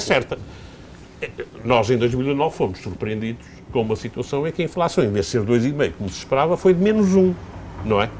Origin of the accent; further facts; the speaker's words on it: Portugal; como cidadão, como português